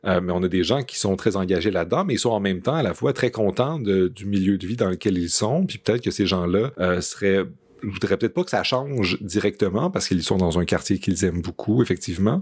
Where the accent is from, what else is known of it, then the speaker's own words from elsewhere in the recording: Montreal, Quebec, Canada; en tant que Montréalais